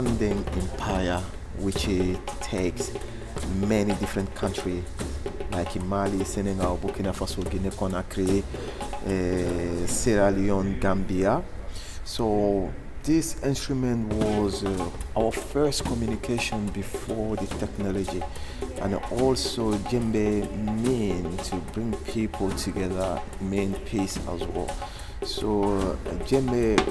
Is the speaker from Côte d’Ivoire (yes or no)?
yes; Côte d’Ivoire; I'm from Ivory Coast